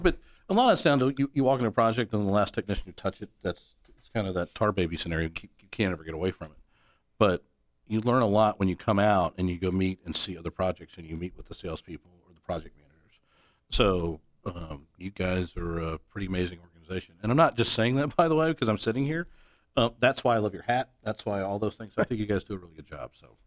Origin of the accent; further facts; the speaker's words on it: Atlanta, Georgia, United States; moved away as an adult; now in Dallas, United States; I'm originally from Atlanta, now live in Dallas. I've been here for thirteen years